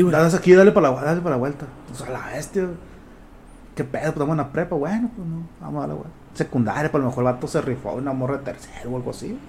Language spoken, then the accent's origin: Spanish; Culiacán, Sinaloa, Mexico; also born or lived in Choix; mi mundo nada más era Culiacán